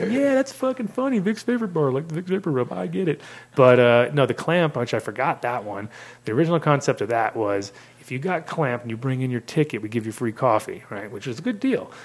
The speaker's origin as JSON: {"language": "English", "country": "United States", "also_born_or_lived": "Amsterdam", "moved": "as an adult", "said": "as an American"}